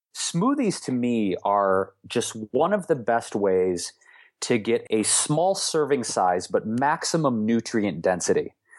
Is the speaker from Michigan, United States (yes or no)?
yes; Detroit, Michigan, United States; So we had some really interesting ethnic dishes all the time growing up in Detroit